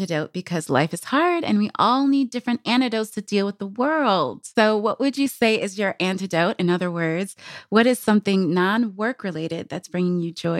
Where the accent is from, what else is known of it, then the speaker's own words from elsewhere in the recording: Midwest, United States; now in Los Angeles, United States; I grew up in the middle of the country where it rains a lot